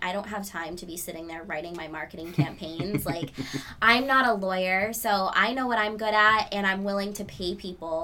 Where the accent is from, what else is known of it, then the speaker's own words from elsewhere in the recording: New Hampshire, United States; I grew up in New Hampshire